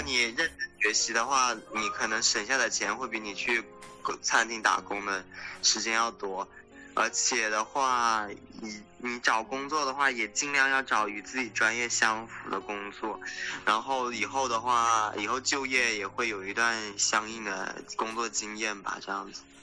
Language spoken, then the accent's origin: Chinese; China; moved away as an adult; now in California, United States; 虽然我是个中国人，就是我看起来是个亚，亚洲人